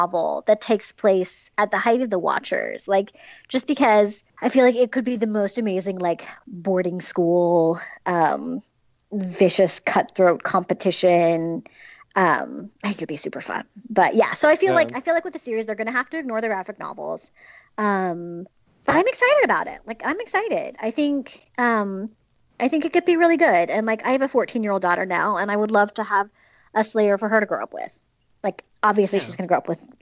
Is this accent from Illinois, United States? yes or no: no; Utah, United States; now in Southern California, United States; I grew up in Utah, let's be real. I now live in Southern California in the suburbs.